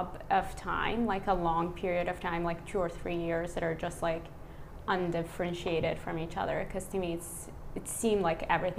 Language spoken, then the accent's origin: English; Iraq; now in Baltimore, United States; I'm originally from Iraq